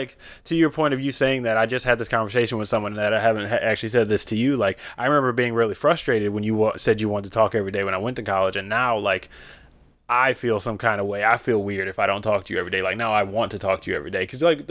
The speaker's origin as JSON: {"language": "English", "town": "Detroit", "region": "Michigan", "country": "United States", "said": "I'm still from Detroit."}